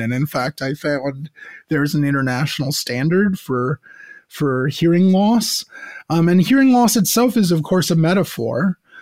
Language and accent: English; United States; now in Montreal, Canada; growing up in the American suburbs, as I did